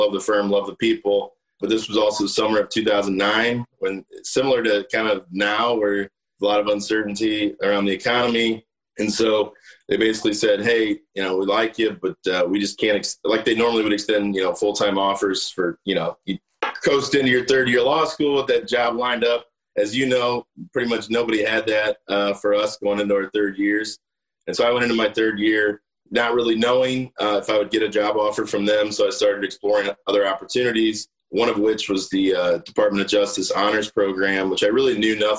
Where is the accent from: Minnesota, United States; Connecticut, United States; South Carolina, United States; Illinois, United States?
Illinois, United States; Belleville; moved away as an adult; now in St. Louis, United States; I grew up in Belleville, Illinois, across the river.